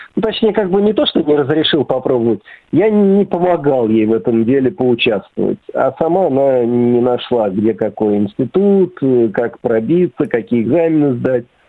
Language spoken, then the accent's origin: Russian; Serpukhov, Moscow Oblast, Russia; also born or lived in Malakhovka / Sergiev Posad; now in Beloomut, Russia; я родом из Серпухова